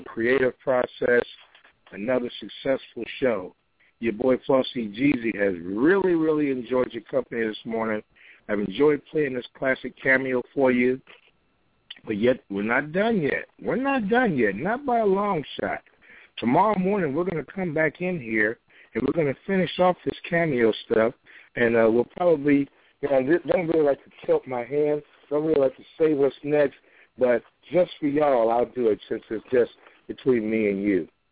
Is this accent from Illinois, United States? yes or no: yes; Chicago, Illinois, United States; That's my hometown, Chicago.